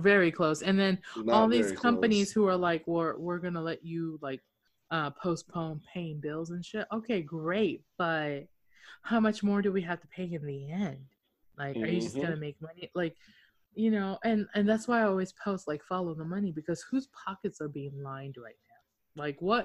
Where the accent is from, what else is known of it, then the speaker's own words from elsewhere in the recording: Okinawa, Japan; I'm from Okinawa, speak Japanese and Hokkien.